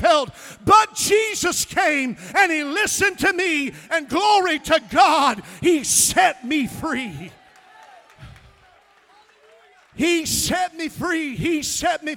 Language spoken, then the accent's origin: English; Missouri, United States; I grew up in Missouri, and I was a country bumpkin